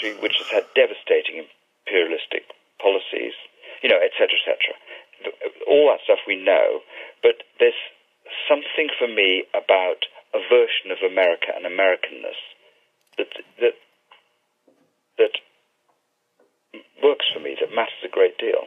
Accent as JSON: {"language": "English", "region": "England", "country": "United Kingdom", "said": "as an English Jew, an attempt to sort of disidentify from being English or being British"}